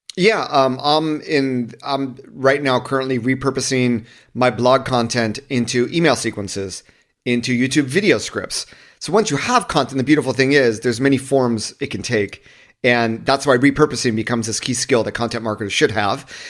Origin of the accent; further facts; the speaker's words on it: Southern California, United States; I grew up in Southern California